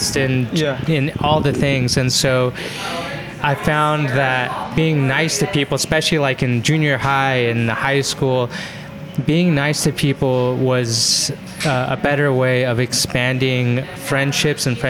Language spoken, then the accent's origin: English; Spanish Fork, Utah, United States; also born or lived in Orem, Utah; I grew up in Utah